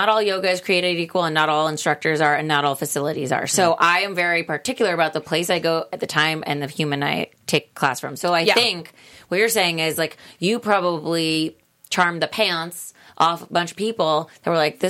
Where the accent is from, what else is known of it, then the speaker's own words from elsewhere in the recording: Sydney, New South Wales, Australia; I'm from Sydney.